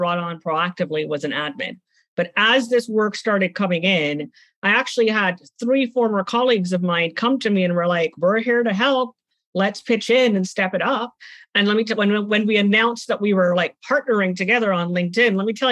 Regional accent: Trinidad & Tobago; moved away; I'm from the Caribbean. I grew up in Trinidad and Tobago, and I also went home

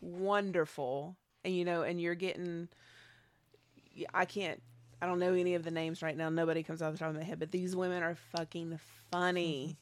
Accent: Nashville, Tennessee, United States; I grew up in Nashville

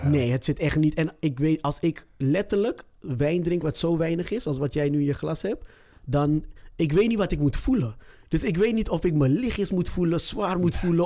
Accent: Amsterdam, North Holland, Netherlands; Ik kom zelf uit Zuidoost

